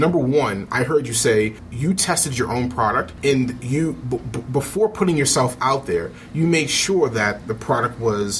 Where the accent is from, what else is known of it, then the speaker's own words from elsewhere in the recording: Baltimore, Maryland, United States; I'm from Baltimore.